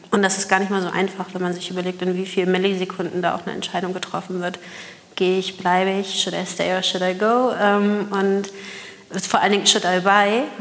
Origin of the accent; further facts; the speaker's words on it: Hamburg, Germany; Ich bin Hamburger Dern.